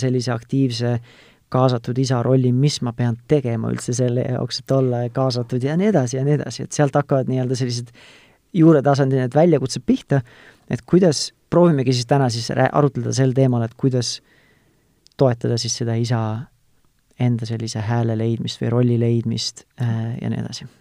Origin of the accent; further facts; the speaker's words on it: Tartu, Tartu County, Estonia; ma ise olen ka tartlane